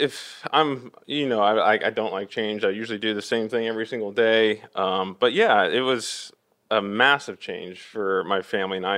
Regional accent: Orange, California, United States; also born or lived in Fountain Valley, California / Villa Park, California; now in Los Angeles, United States; I grew up in Orange, um, which is, you know, about ten minutes from Angel Stadium

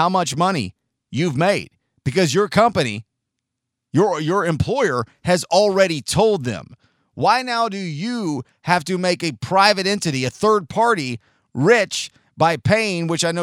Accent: San Diego, California, United States; 39 years ago, I was born in San Diego, California

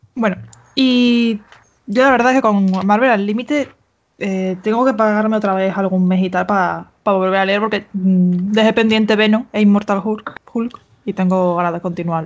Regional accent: Seville, Andalusia, Spain; soy de Sevilla. soy andaluza

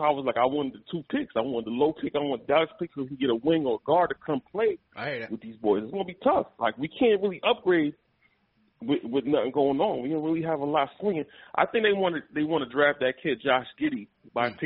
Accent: Jamaica; I'm Jamaican

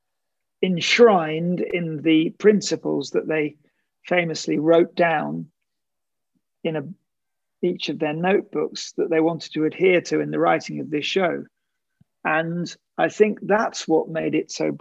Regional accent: United Kingdom; as a British writer

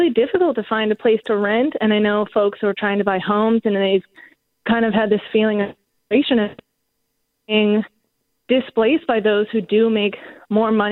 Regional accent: Bay Area, California, United States; moved away; I'm actually originally from the Bay Area

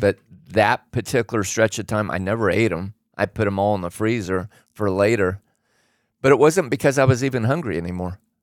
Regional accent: Oregon, United States; I grew up in Oregon

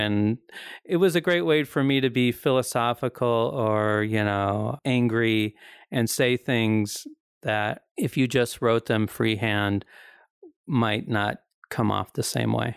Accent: the Ozarks, United States; accent: hillbilly; I'm from the Ozarks

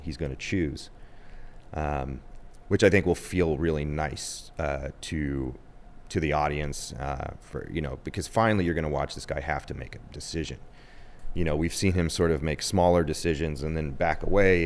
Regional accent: Ohio, United States; moved away as an adult; also born or lived in New York / Los Angeles; I'm from Ohio.

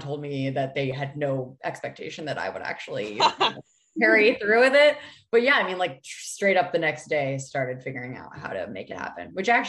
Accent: New Hampshire, United States; moved away as an adult; now in Los Angeles, United States; I'm from New Hampshire. I was raised in the woods

